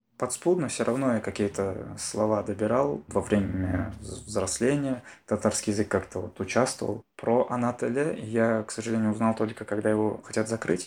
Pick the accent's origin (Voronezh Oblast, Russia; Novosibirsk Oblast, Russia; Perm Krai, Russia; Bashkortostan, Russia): Bashkortostan, Russia; Я татарин, я родился в татарской семье. Сам я из Башкортостана